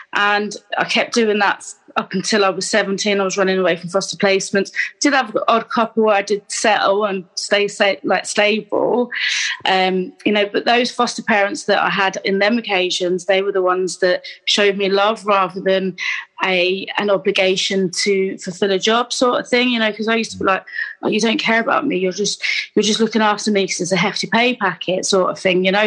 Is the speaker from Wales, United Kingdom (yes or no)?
no; Gateshead, North East England, United Kingdom; I was born in Gateshead in Newcastle um, in the eighties